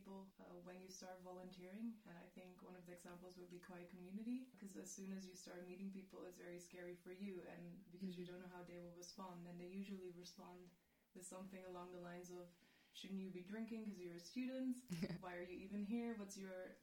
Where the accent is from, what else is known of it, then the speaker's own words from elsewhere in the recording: The Hague, South Holland, Netherlands; moved away as an adult; now in Maastricht, Netherlands; I'm from The Hague in the Netherlands. I've been living in Maastricht for 5 years now